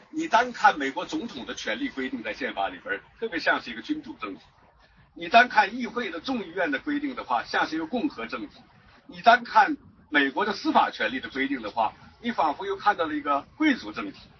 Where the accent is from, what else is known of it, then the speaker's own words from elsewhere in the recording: China; 我们中国人